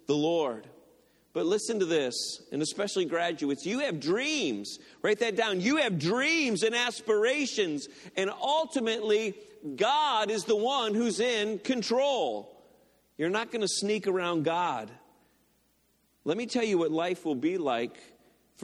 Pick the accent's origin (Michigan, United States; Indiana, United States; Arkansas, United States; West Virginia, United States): Michigan, United States; Detroit; now in Lorain County, Ohio, United States; I went to Henry Ford Community College in Dearborn. I'm from the Detroit area, so that's the college I went to.